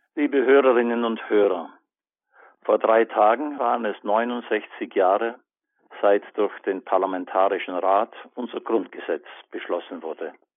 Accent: Allgäu, Bavaria, Germany; in meiner Heimatstadt im Allgäu

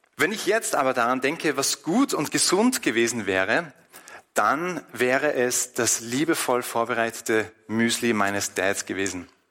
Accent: Austria; bei uns in Österreich

